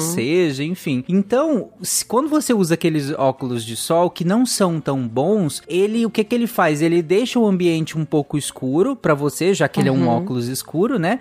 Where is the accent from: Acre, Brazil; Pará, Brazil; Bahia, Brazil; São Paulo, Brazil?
Pará, Brazil; eu cresci no Pará